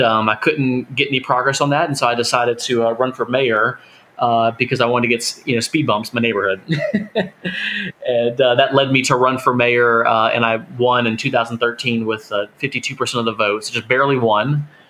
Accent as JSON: {"language": "English", "region": "Florida", "country": "United States", "tie": "born or raised there", "said": "where I grew up in Florida"}